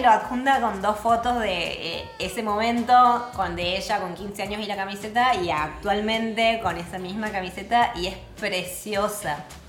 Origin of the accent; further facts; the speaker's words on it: Córdoba, Argentina; yo nací me crié en Alberdi